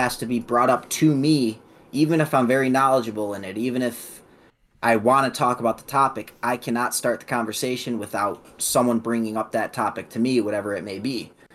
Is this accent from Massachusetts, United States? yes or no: no; Illinois, United States; also born or lived in Elizabethtown, Kentucky; I was born in Elizabethtown, Kentucky, but moved to the state of Illinois at about a year old. Born or raised in the state of Illinois.